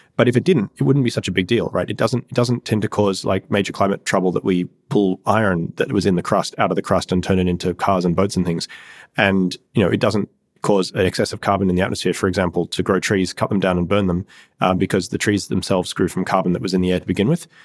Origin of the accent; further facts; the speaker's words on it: Australia; moved away as an adult; I grew up in Australia in a reasonably rural area